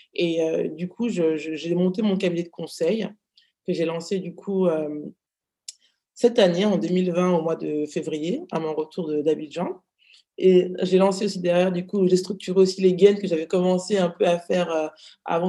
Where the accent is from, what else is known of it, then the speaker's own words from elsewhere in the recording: France; j'ai grandi, je suis née en France